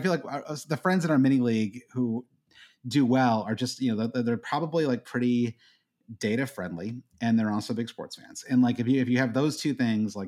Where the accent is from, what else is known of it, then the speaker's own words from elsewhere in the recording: Midwest, United States; Growing up in the Midwest